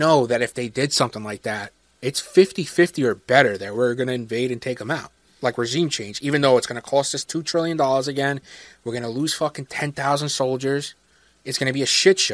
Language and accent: English; United States; an American